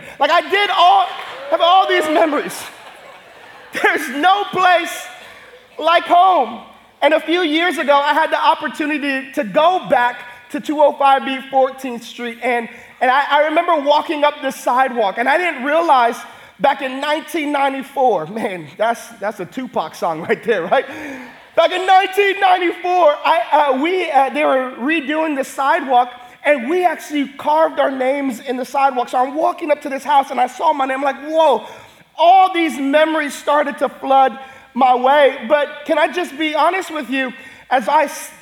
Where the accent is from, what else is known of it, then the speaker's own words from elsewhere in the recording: Hawaii, United States; we're so big as Hawaiian people